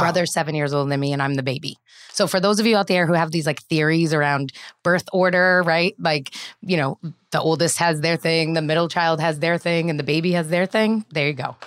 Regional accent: Bellingham, Massachusetts, United States; I grew up in Bellingham, Massachusetts

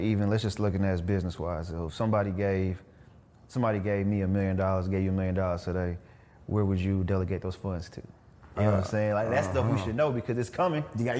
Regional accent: Killeen, Texas, United States; I grew up in Killeen, which is 2 hours from here, but it's, I ain't gonna lie, it's kind of hood.

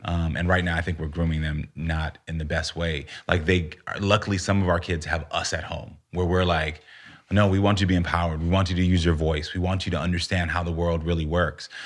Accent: United States; also born or lived in Texas / Florida; growing up in Texas and Florida

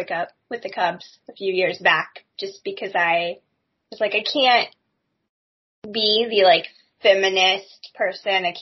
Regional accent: Indianapolis, Indiana, United States; I grew up in Indianapolis

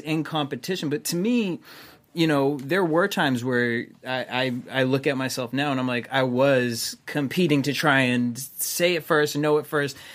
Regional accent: Boston, Massachusetts, United States; I'm from Boston

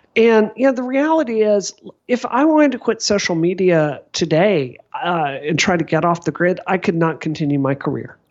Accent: Mississippi, United States; now in Massachusetts, United States; I grew up in Mississippi

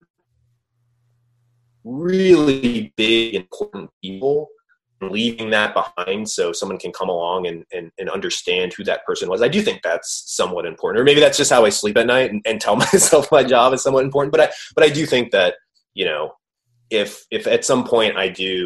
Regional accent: Cleveland, Ohio, United States; I'm from Cleveland

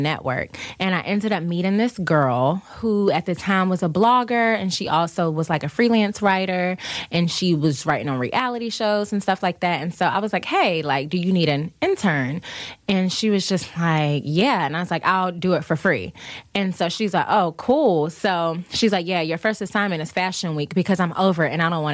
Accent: the South, United States; growing up in the South

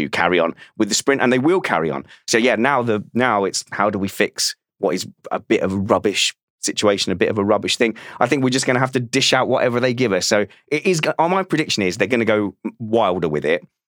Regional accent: United Kingdom; As a Brit

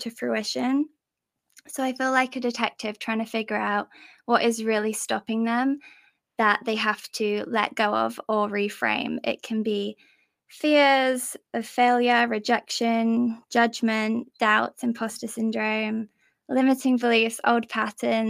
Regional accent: England, United Kingdom; I'm from England. Maybe you can tell by my accent.

